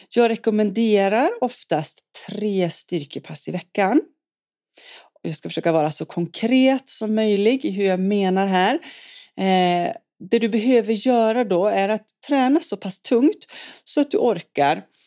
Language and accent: Swedish; Umeå, Västerbotten County, Sweden; also born or lived in Boden; now in Svenljunga, Sweden; jag kommer ursprungligen från Norrland, född i Boden och uppvuxen i Umeå